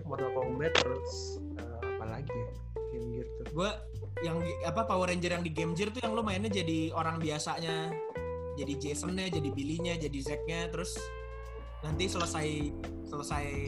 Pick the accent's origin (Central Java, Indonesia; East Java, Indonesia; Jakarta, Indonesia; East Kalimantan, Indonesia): Jakarta, Indonesia; gue waktu kecil hidup gue cuma di Jakarta Barat banget.